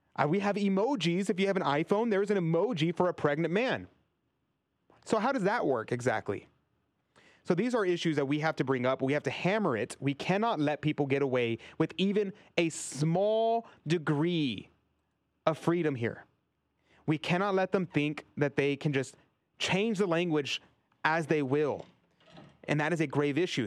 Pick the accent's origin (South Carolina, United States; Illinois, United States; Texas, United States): Texas, United States; my home state of Texas